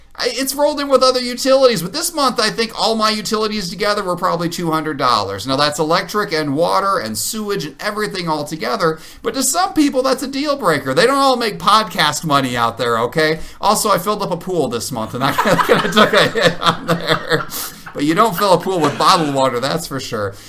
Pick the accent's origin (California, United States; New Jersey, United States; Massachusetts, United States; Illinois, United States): Illinois, United States; where I grew up in Illinois